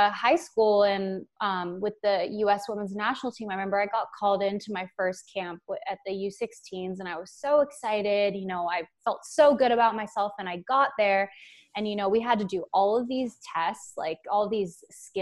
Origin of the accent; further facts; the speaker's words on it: Canada; I want to represent Canada because we're Canadian as well.